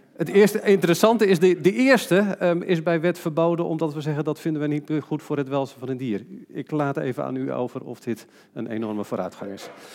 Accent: Netherlands; we als Nederlanders

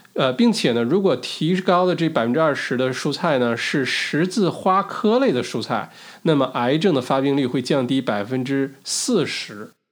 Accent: China; moved away; 小的时候在中国国内长大

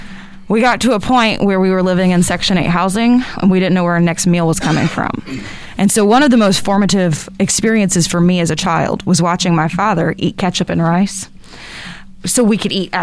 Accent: North Carolina, United States; I grew up in North Carolina, actually. I was a beach girl.

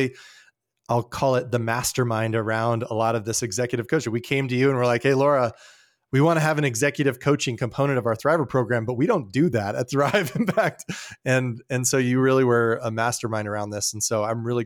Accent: Colorado Springs, Colorado, United States; I grew up in Colorado Springs, and I have a deep heart for that city.

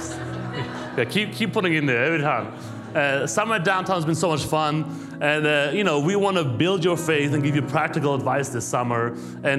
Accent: Germany; moved away as an adult; also born or lived in New York City; now in United States; I'm born and raised in Germany

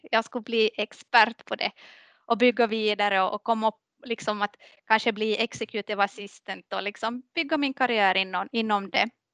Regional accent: Maxmo, Ostrobothnia, Finland; now in Kvevlax, Finland; jag är uppvuxen i, i, i Maxmo, Maxmo skärgård

